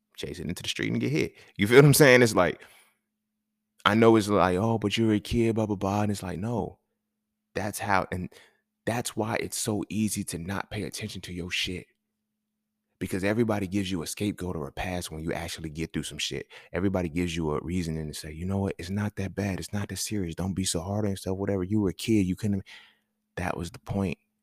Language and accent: English; California, United States; moved away; when I grew up in California